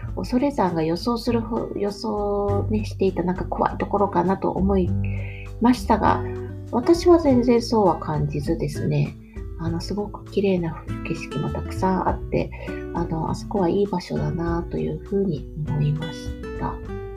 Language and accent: Japanese; Chūgoku region, Japan; now in Kyoto, Japan; 私はあの中国地方出身なの